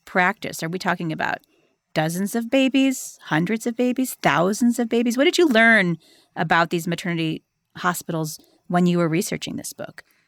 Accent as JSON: {"language": "English", "town": "Cleveland", "region": "Ohio", "country": "United States", "tie": "born or raised there", "also_born_or_lived": "South Carolina", "moved": "as an adult", "said": "I grew up in Cleveland, Ohio"}